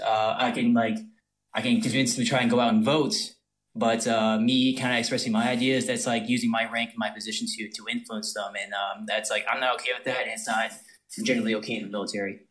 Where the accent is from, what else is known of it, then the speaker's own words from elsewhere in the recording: North Louisiana, United States; I am from Louisi-, North Louisiana